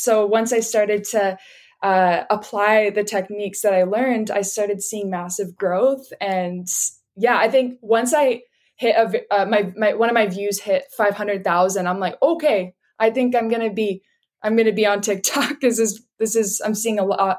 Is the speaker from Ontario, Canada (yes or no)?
no; Vancouver, British Columbia, Canada; I was born and raised in Vancouver, BC in Canada. So lived here my whole life and absolutely love it.